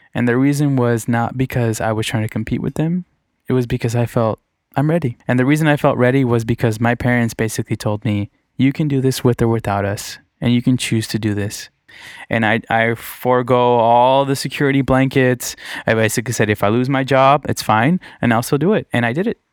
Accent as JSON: {"language": "English", "town": "Redondo Beach", "region": "California", "country": "United States", "tie": "born or raised there", "also_born_or_lived": "Torrance / Downey", "said": "I grew up in Redondo Beach and then Torrance"}